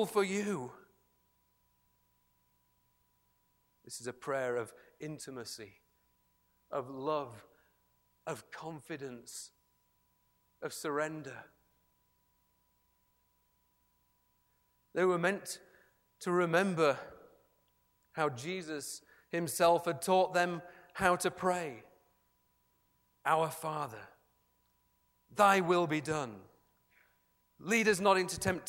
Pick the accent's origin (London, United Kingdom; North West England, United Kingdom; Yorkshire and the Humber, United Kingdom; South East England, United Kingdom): Yorkshire and the Humber, United Kingdom; a Yorkshireman